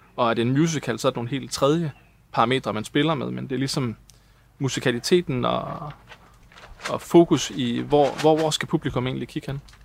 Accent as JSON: {"language": "Danish", "town": "Hjørring", "region": "North Denmark Region", "country": "Denmark", "moved": "yes", "lives_now": "Copenhagen, Denmark", "said": "Jeg kommer fra Jøring, og, øh, og har lavet en masse amatørteater"}